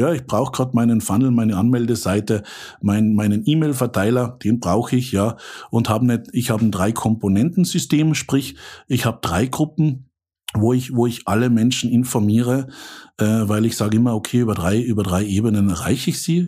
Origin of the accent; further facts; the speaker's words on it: Austria; accent: Austrian; also born or lived in Central Switzerland; now in Switzerland; Ich bin Österreicher